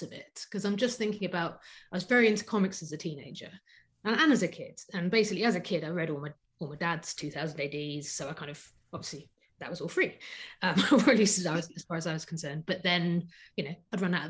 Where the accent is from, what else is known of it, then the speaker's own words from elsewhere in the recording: London, United Kingdom; I grew up in Southwest London